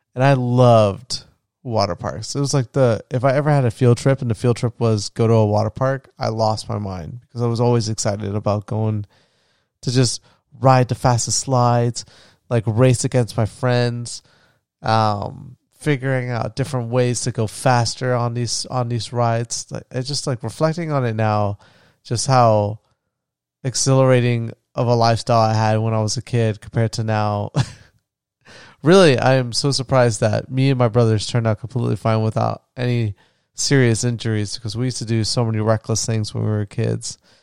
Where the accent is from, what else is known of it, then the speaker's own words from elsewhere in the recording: Florida, United States; where I grew up in Florida